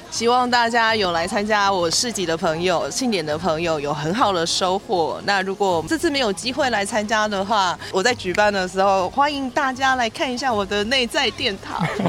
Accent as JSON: {"language": "Chinese", "country": "Taiwan", "said": "尤其是在我们台湾或是东方的文化当中，我们本来就有这种像宫庙的传统或是神明的嗯。传统"}